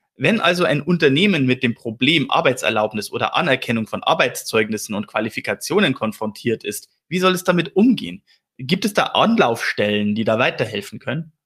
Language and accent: German; Regensburg, Bavaria, Germany; Ich selber bin ja gebürtiger Regensburger